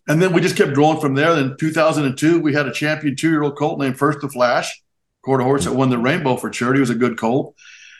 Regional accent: Albuquerque, New Mexico, United States; When I was growing up in Albuquerque, my dad had a drywall business here in town

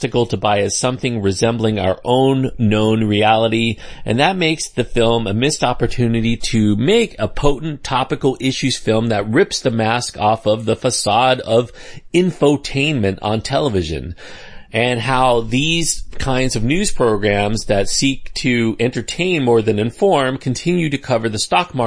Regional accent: United States; us, or so-called us, as American people

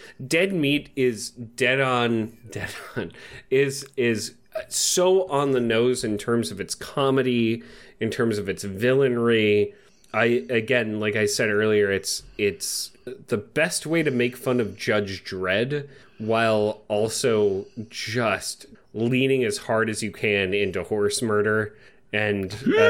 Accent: England, United Kingdom; But, you know, I'm an English person, not from Australia.

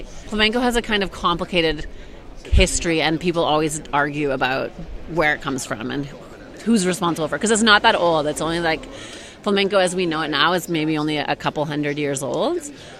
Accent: Vancouver, British Columbia, Canada; now in Spain; I'm Canadian, so I started dancing in Vancouver, where I'm from, and I was in my early 20s

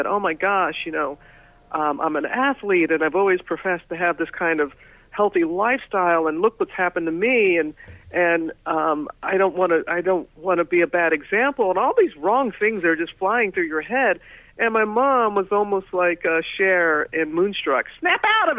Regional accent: Pass Christian, Mississippi, United States; moved away as an adult; My hometown of Pastor Stan, Mississippi

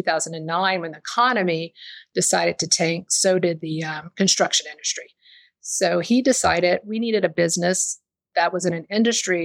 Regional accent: the South, United States; now in Austin, United States; I'm from the South

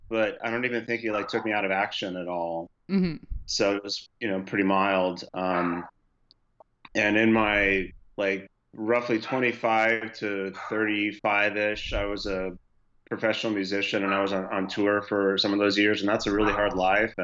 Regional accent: Houston, Texas, United States; Houston happens to be my hometown

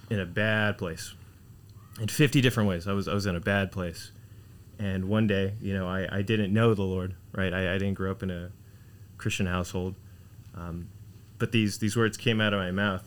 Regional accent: Houston, Texas, United States; now in Laredo, United States; born and raised in Houston, Texas. Cypress Houston, Texas

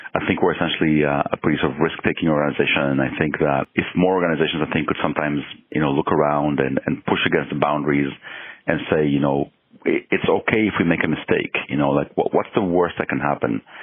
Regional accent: Mexico; moved away; also born or lived in Israel; I was born in Israel and I was growing up in Mexico

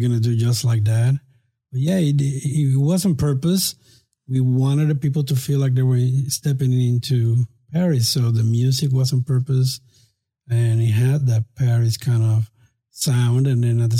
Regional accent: Puerto Rico; moved away as an adult; now in Tampa, United States; We're actually both from Puerto Rico, but we met here in Tampa

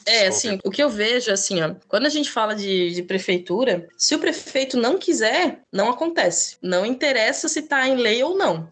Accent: Gaspar, Santa Catarina, Brazil; eu sou de Gaspar

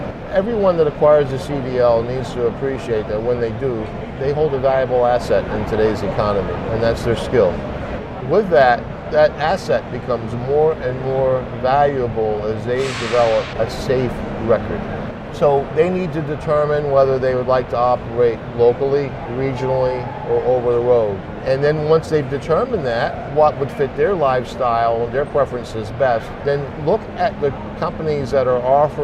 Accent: Maine, United States; we're both from Maine

